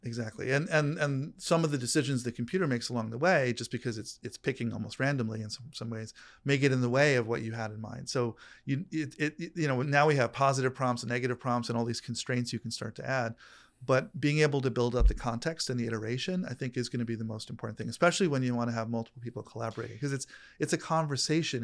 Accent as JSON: {"language": "English", "region": "New York", "country": "United States", "tie": "born or raised there", "moved": "yes", "lives_now": "California, United States", "said": "I grew up in New York"}